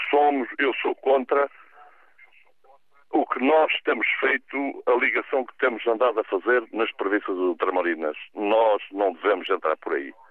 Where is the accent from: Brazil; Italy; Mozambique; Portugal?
Portugal; also born or lived in Ericeira; Nós somos portugueses, somos todos bons